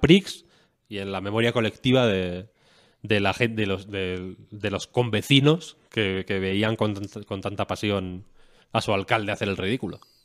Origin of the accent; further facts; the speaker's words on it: León, Castile and León, Spain; moved away; yo soy de León Capital, vaya, yo no tengo pueblo